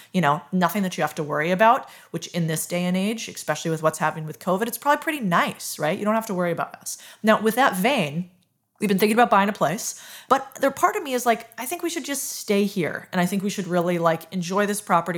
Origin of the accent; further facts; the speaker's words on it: United States; I'm very American